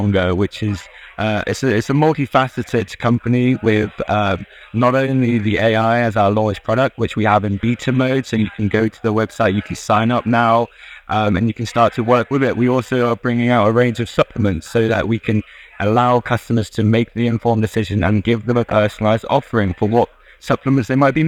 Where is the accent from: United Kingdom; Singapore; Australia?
United Kingdom; as you may tell from my accent, I'm from the UK